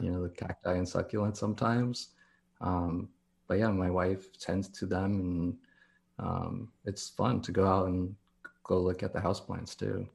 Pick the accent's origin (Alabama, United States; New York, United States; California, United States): California, United States; Downey; also born or lived in La Puente, California / Anaheim Hills, California / Corona, California; now in Long Beach, United States; I'm born and raised here in California